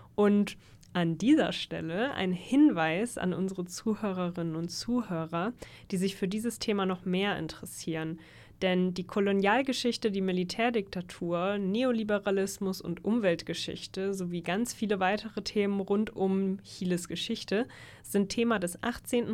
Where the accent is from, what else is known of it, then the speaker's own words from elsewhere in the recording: Germany; für uns als Deutsche